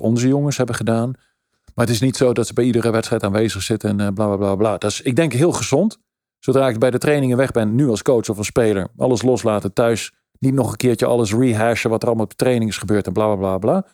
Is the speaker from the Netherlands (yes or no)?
yes; Netherlands; moved away; also born or lived in United States / Italy